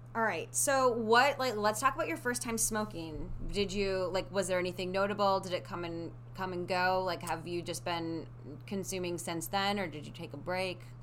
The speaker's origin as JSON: {"language": "English", "region": "Midwest", "country": "United States", "tie": "born or raised there", "moved": "yes", "said": "When I was growing up in the Midwest"}